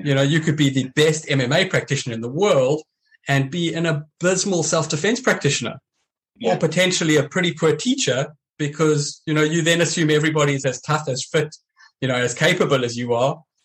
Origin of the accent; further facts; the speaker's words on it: South Africa; growing up in South Africa and training the way I did